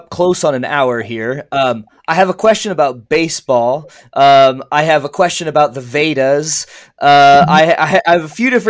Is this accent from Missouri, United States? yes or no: yes; St. Louis, Missouri, United States; I grew up in the 80s with Whitey Herzog and the Cardinals. I mean, I'm from St. Louis.